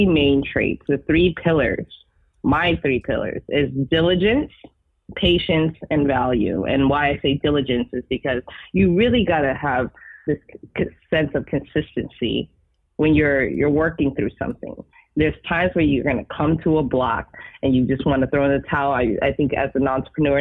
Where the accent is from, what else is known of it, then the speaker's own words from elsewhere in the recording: San Diego, California, United States; also born or lived in Los Angeles; I'm born and raised in San Diego, lived in LA, been to New York, came back to San Diego